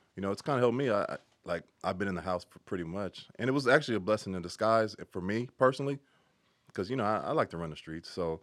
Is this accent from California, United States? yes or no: yes; Carson, California, United States; also born or lived in Inglewood, California; pretty much grew up in Carson, uh, parts some parts